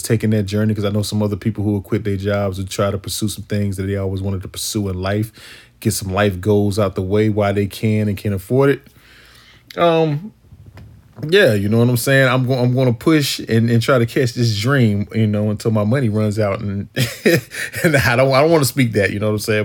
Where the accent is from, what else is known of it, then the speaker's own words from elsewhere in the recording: Wilson, North Carolina, United States; also born or lived in Texas / Chicago; my hometown, Wilson